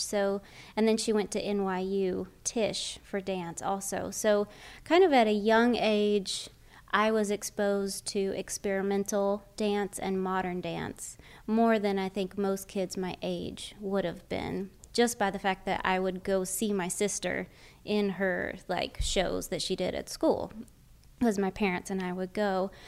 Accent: North Florida, United States; I grew up in North Florida, so it's almost basically South Georgia, right on the Florida Georgia line.

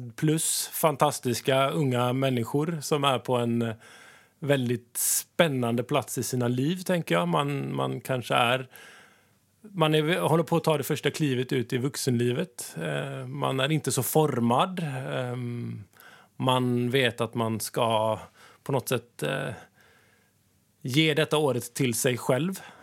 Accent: Sweden; moved away as an adult; now in Kabelvåg, Norway; som ni hör så kommer jag från Sverige.

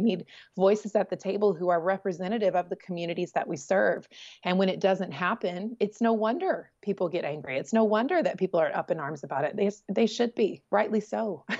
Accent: Southeast, United States; You know, growing up in the Southeast, you could sort of, if you're not from the South, you could sort of identify that, like, you know, this is like potentially redneck country.

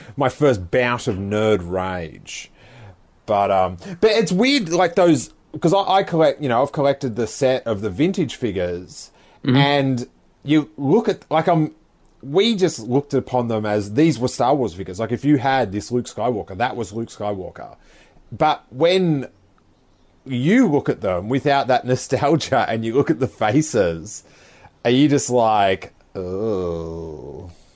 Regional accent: Rosebud, Victoria, Australia; I grew up in this small town of Rosebud

